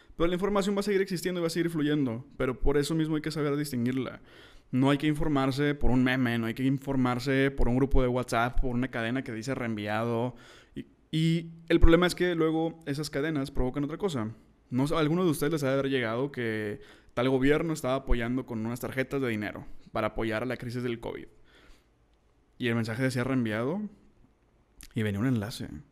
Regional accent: Monterrey, Nuevo León, Mexico; soy de Monterrey

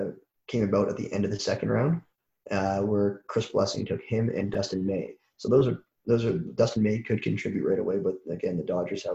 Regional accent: Toronto, Ontario, Canada; I'm from Toronto

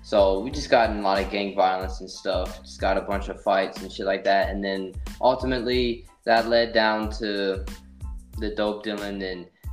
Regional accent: Simmesport, Louisiana, United States; I was raised in Simsport, Louisiana, you know, adopted. My descendants is actually Cuban, but I'm raised in Louisiana

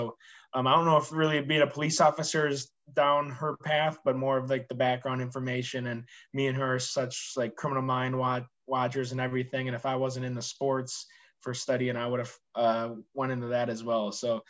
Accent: Hastings, Minnesota, United States; moved away as an adult; also born or lived in Woodbury, Minnesota; now in Orlando, United States; I moved into Hastings from Woodbury, I think around the kindergarten age, and then obviously went to Tilden, I think it was Tilden, and then went to Kristen McCullough for elementary school, and then Hastings Middle School, and then graduated from Hastings High School in 2017.

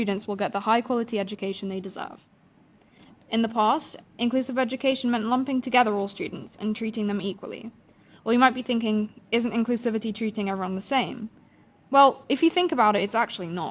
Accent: London, United Kingdom; I went to school in London for 13 years

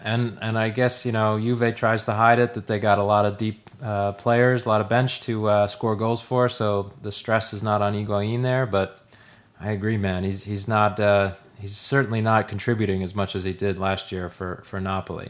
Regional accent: United States; as an American

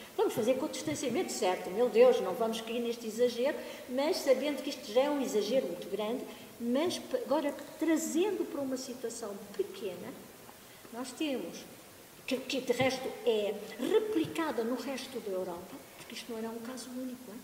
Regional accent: Angola; now in Portugal; eu também sou natural de Angola

